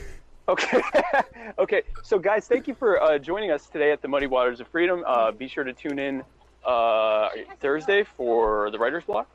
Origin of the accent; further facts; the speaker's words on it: South Carolina, United States; I'm from South, so I live in South Carolina Nikki Haley was my governor